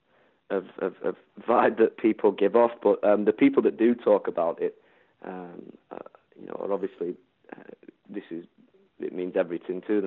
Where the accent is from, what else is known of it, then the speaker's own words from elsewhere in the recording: Doncaster, Yorkshire and the Humber, United Kingdom; moved away as an adult; Doncaster was... I mean, we've not been in Doncaster now for 4 years, but regardless, Doncaster was you know, a huge part in our lives